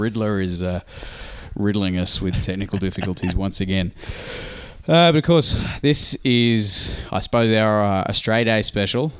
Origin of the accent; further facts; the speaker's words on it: Australia; us being Australian